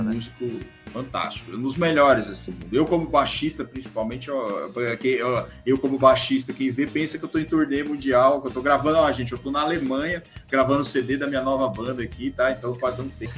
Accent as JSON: {"language": "Portuguese", "region": "São Paulo", "country": "Brazil", "said": "eu e o Rodrigo, a gente nasceu na roça, pé vermelho, na brincadeira, a gente é de São Paulo"}